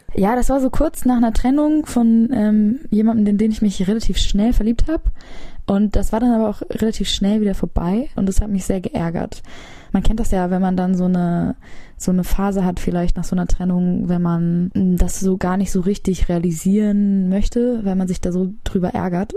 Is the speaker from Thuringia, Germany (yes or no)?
no; Hamburg, Germany; Ich bin relativ im Zentrum aufgewachsen